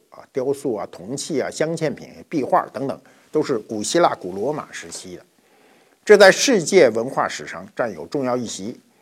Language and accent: Chinese; China; 我们中国人